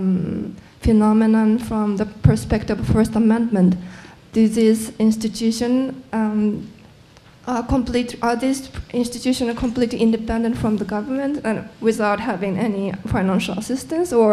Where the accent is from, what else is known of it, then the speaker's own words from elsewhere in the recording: Japan; moved away; I'm originally from Japan.